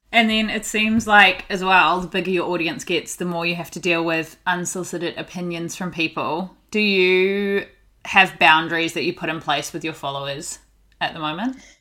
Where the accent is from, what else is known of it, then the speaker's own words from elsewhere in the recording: New Zealand; moved away as an adult; also born or lived in Australia; I'm from New Zealand, but worked there for like three years